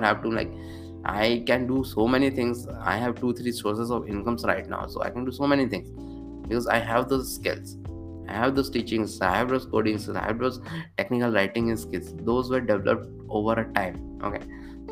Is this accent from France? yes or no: no; Bhopal, Madhya Pradesh, India; moved away as an adult; now in Bhopal, India; 2 years in my hometown of Bhopal